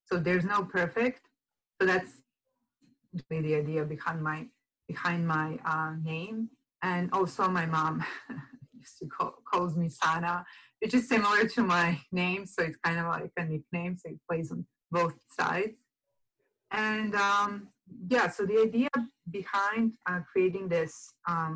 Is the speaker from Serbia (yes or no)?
yes; Serbia; moved away as an adult; now in San Diego, United States; I'm actually from Europe, from Serbia, and I came to live here in San Diego in end of 2012.